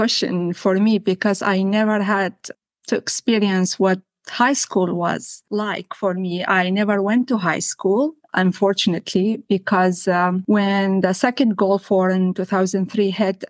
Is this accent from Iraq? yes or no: yes; near Nineveh, Iraq; English is a second language; also born or lived in Syria / Lebanon; now in Canada; I grew up in Iraq, in northern Iraq, specifically in a little town that is very close to the province of Nineveh, which is one of the oldest provinces, or even city Mosul, which is the capital of Nineveh, one of the oldest cities in history or in the world.